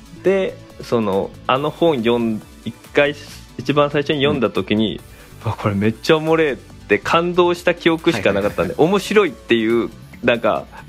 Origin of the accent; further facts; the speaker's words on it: Yatsushiro, Kumamoto, Japan; moved away as an adult; now in Kasuga, Japan; 僕はもともと熊本の八代っていうところの端っこに住んでました